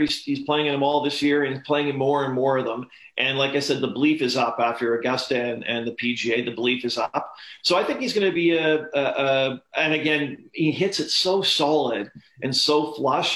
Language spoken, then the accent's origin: English; Canada; growing up in Canada